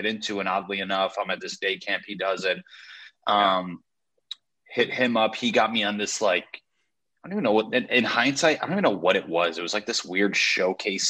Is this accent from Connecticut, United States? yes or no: yes; Connecticut, United States; moved away; I'm from Connecticut